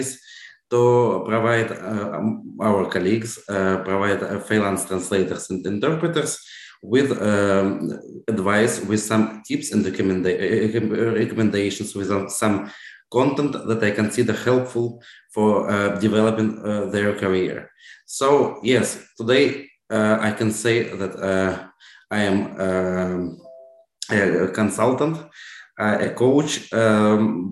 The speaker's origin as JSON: {"language": "English", "country": "Russia", "moved": "as an adult", "said": "when I left Russia in 2011"}